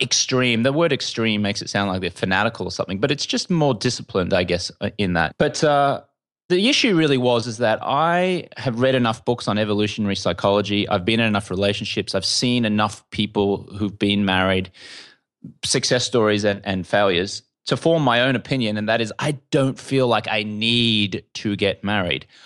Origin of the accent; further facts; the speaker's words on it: Brisbane, Queensland, Australia; moved away as an adult; also born or lived in London; now in Los Angeles, United States; you can tell I'm an Australian. Uh, I grew up in Brisbane, in Australia